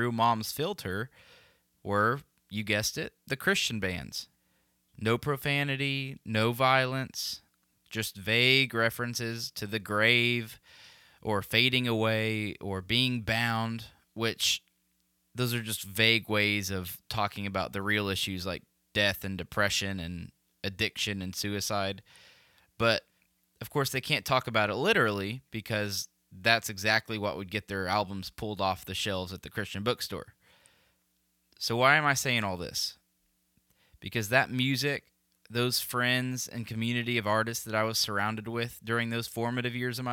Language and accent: English; Tulsa, Oklahoma, United States; I grew up in Tulsa, Oklahoma, right in the middle of the Bible Belt